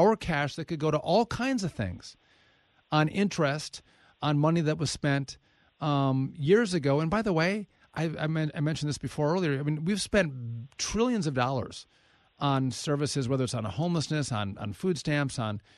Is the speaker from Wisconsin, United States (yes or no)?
yes; Wisconsin, United States; I'm born and raised a Wisconsin guy.